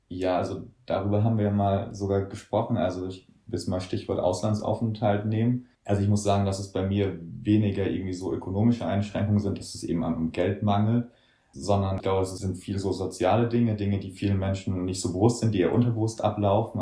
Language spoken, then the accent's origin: German; Germany; bei uns in Deutschland